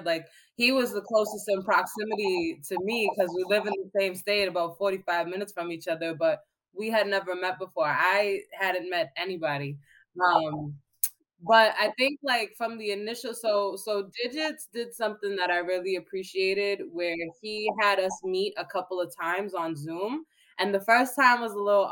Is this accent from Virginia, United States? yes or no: no; Boston, Massachusetts, United States; We're both from Boston.